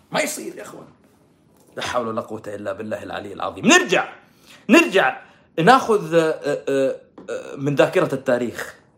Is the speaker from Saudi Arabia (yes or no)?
yes; Saudi Arabia; عندنا في السعوديه